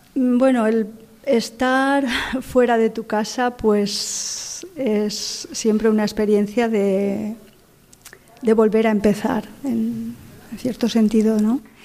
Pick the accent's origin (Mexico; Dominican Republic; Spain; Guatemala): Spain; moved away as an adult; now in Morocco; en Vétera, en mi pueblo